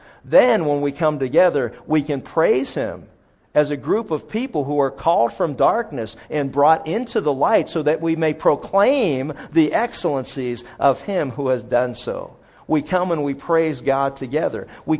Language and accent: English; Pennsylvania, United States; some of the best places when I was a kid growing up in Pennsylvania that I ate were places that, you know, where there was a pool stick coming past your head.